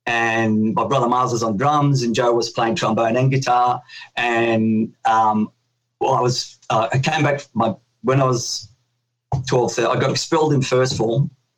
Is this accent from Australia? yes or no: yes; Sydney, New South Wales, Australia; I was born in Australia. It was the first, like, new Australian family in Newtown. Newtown was a pretty rough and tumble place back then in Sydney.